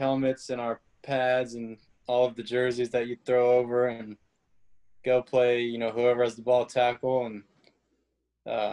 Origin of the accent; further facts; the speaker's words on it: Santa Clarita, California, United States; moved away as an adult; now in Memphis, United States; I'm born and raised in Santa Clarita, California. It's about an hour north of LA. So I'm a Southern California kid